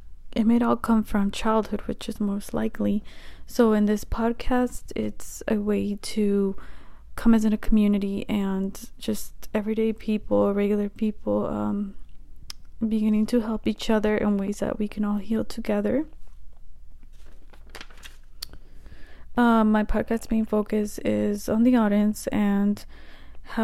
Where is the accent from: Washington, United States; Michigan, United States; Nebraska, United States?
Nebraska, United States; the Midwest, a small town in; I'm from the Midwest, a small town in Nebraska